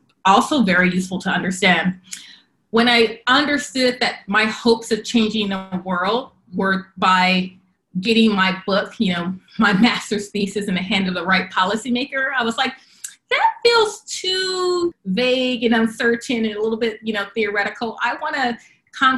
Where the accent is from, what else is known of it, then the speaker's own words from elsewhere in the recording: Long Beach, California, United States; also born or lived in Compton, California / Carson, California; I grew up in Southern California, Long Beach, Compton, and Carson